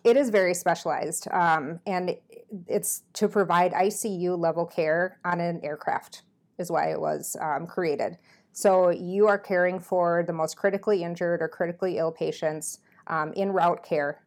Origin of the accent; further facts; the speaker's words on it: Minnesota, United States; moved away as an adult; now in Iowa, United States; I'm from Minnesota